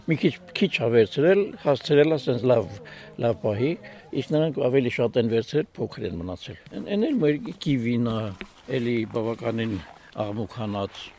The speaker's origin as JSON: {"language": "Armenian", "town": "Aygedzor", "region": "Tavush", "country": "Armenia", "tie": "born or raised there", "also_born_or_lived": "Ashtarak / Berd", "moved": "as an adult", "said": "Ես ես ծնունդով ես գյուղից եմ, Հայգեձորից եմ բայց դրսում եմ միշտ աշխատել"}